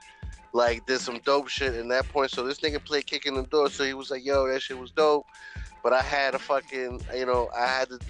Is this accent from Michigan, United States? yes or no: no; New York City, New York, United States; moved away as an adult; now in Tampa, United States; growing up in the South Bronx